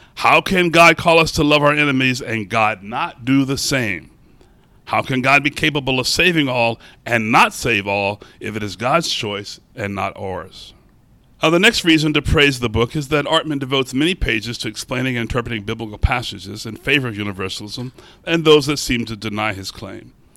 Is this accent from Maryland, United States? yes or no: yes; Baltimore, Maryland, United States; I'm from Baltimore